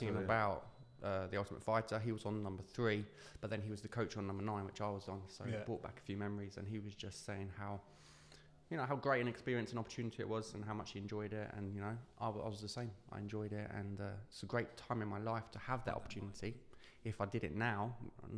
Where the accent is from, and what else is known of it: United Kingdom; born or raised there